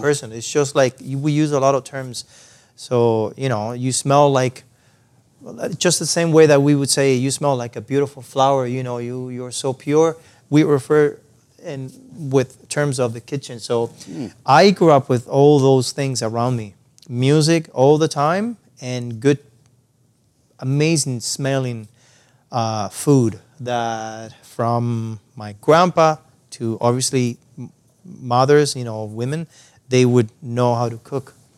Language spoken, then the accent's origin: English; Cuba; English is a second language; moved away as an adult; also born or lived in San Antonio de los Baños, Cuba; now in Canada; I was born and raised in Cuba.